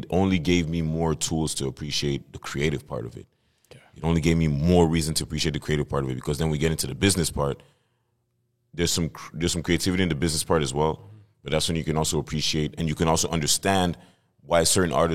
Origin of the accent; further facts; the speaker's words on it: Montreal, Quebec, Canada; Um, I'm from Montreal, born and raised. Uh, my blood, my family's from Cameroon, from the motherland